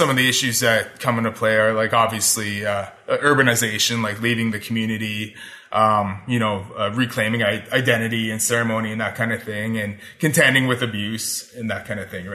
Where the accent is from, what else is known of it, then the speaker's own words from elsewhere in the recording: Parry Sound, Ontario, Canada; now in Ottawa, Canada; I did this one reading in my hometown, like in Parry Sound